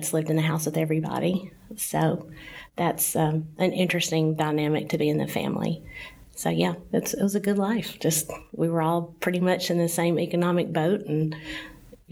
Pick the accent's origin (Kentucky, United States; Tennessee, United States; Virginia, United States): Tennessee, United States; Nashville; I grew up in Nashville, in East Nashville